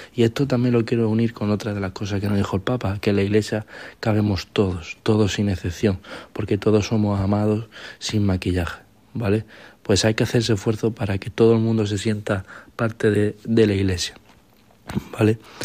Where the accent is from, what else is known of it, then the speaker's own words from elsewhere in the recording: Málaga, Andalusia, Spain; soy de Málaga, soy malagueño